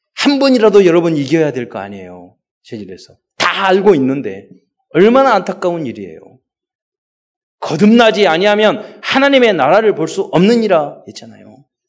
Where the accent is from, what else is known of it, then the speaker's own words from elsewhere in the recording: Mokpo, South Jeolla, South Korea; 제가 어, 목포에서 태어나게 됐죠